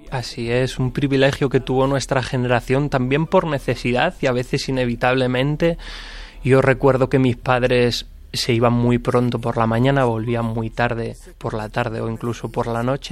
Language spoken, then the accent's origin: Spanish; Aldea del Fresno, Community of Madrid, Spain